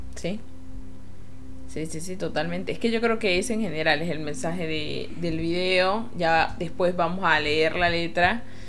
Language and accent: Spanish; Venezuela; moved away; como venezolana